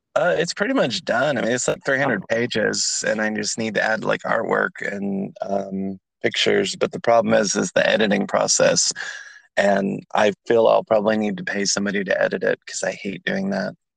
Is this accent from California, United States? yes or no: yes; California, United States; now in Atlanta, United States; I'm in Atlanta, so I'm from California.